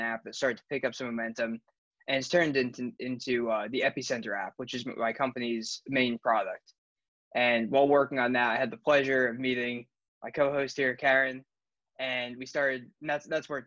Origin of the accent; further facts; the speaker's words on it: United States; I'm from the United States.